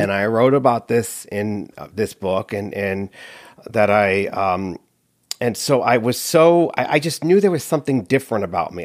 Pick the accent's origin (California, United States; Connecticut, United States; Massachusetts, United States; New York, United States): Connecticut, United States; I grew up in Connecticut